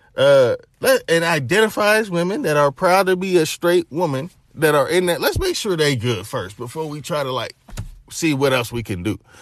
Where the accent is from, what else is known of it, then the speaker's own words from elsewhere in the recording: Knoxville, Tennessee, United States; I'm from Knoxville, Tennessee